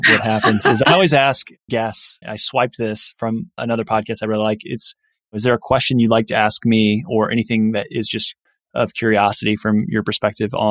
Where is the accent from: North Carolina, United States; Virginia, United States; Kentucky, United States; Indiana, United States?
Indiana, United States; I grew up in Indiana